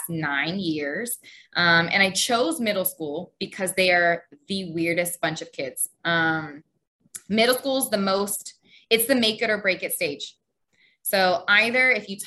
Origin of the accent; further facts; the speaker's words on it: San Antonio, Texas, United States; moved away as an adult; also born or lived in Houston, Texas; now in Egypt; So I grew up in Texas. Both my parents were stationed in San Antonio. And so most of my whole life was pretty much in San Antonio. So I grew up in San Antonio.